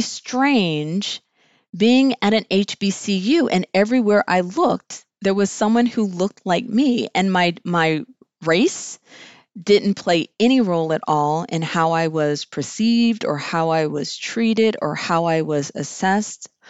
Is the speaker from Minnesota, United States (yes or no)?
no; Southern California, United States; moved away as an adult; also born or lived in Greensboro, North Carolina; grew up in Southern California